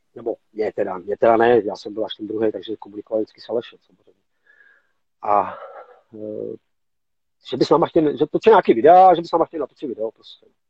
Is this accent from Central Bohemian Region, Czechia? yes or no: yes; Mladá Boleslav, Central Bohemian Region, Czechia; jsme Boleslaváci, Michali z Boleslavě, jsme prostě kousek od sebe